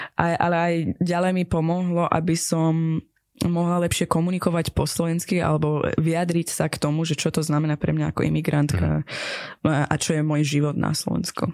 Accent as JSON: {"language": "Slovak", "country": "Iran", "tie": "born or raised there", "second_language": "Slovak", "moved": "yes", "lives_now": "Slovakia", "said": "som z Iránu a čo to znamená pre mňa byť z takej akože, krajiny"}